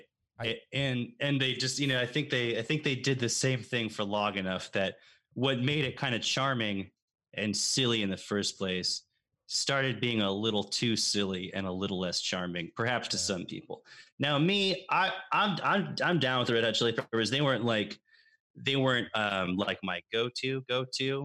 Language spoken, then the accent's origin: English; San Antonio, Texas, United States; also born or lived in Dallas, Texas; I still lived in Dallas. I moved from Dallas to San Antonio before the first grade